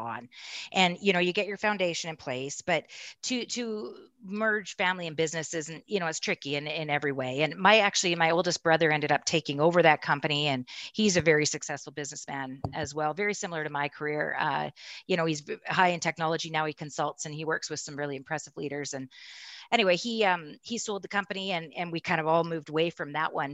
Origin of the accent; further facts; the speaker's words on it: Castlegar, British Columbia, Canada; moved away as an adult; also born or lived in Kelowna, British Columbia; now in Calgary, Canada; we moved from Castlegar, B C, and the Kootenays to, uh, Kelowna